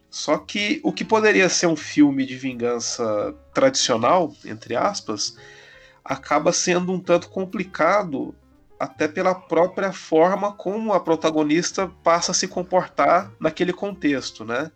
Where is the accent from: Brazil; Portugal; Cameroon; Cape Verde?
Brazil; eu, como brasileiro vivendo em 2020